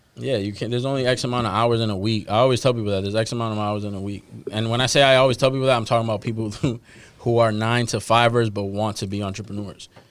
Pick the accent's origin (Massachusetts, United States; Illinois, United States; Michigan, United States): Massachusetts, United States; Boston; I'm a dude from Dorchester. Like I, I still live in Dorchester